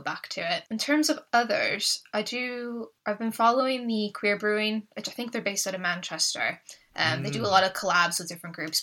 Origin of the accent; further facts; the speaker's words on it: just outside of Halifax, Nova Scotia, Canada; now in Southport, United Kingdom; I grew up just outside of Halifax